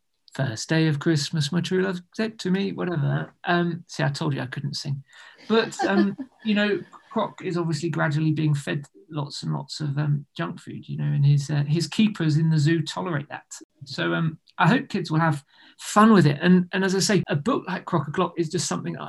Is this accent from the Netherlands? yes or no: no; United Kingdom; being British